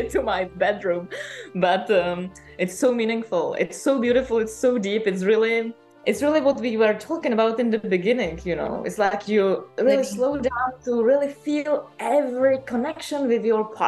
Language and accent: English; Czechia; moved away as an adult; also born or lived in Paris, France; I moved back from Paris to Czech Republic and stayed with my mom for a while